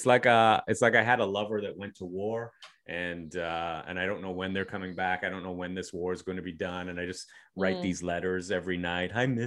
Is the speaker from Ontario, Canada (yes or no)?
yes; Toronto, Ontario, Canada; growing up in Toronto, I and this is before I started traveling, because I didn't really start traveling until I started doing comedy.